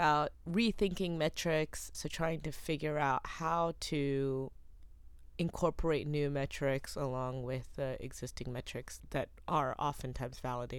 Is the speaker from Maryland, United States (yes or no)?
no; Charlotte, North Carolina, United States; my hometown of Charlotte, North Carolina.